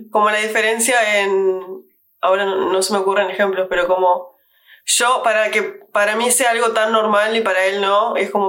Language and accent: Spanish; Uruguay; now in London, United Kingdom; vengo de Uruguay.